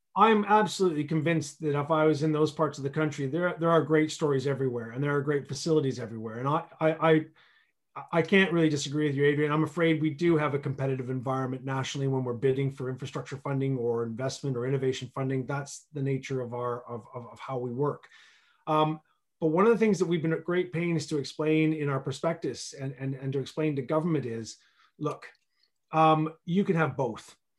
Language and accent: English; Canada; moved away as an adult; now in Berkshire, United Kingdom; I'm originally from Canada. Uh, I've been in this country for, uh, almost twenty-one years now